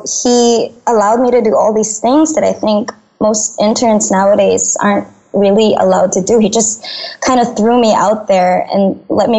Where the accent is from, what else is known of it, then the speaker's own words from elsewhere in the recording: Manila, Metro Manila, Philippines; I grew up in Manila, the messy bits of Manila